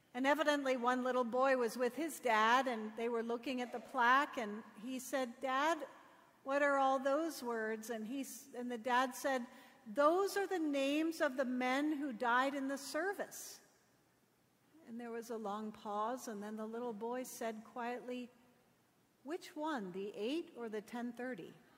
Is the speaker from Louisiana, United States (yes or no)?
no; Connecticut, United States; I grew up in Connecticut